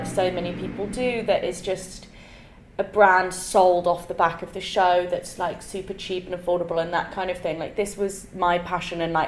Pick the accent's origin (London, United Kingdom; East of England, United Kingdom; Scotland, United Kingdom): London, United Kingdom; I grew up in London, and then went to boarding school at 11 out of London, and then came back to London at 18.